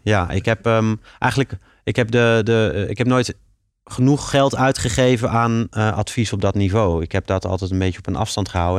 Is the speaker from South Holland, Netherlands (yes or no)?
yes; Leiden, South Holland, Netherlands; Ik ben een Leidse jongen en ik vind het heel fijn om in Leiden, eh, eh, mijn bedrijf op te zetten